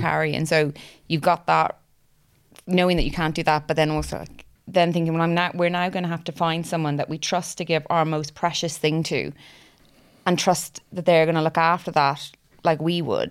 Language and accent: English; Ireland; now in Cardiff, United Kingdom; originally from Ireland. Uh, we live in Cardiff.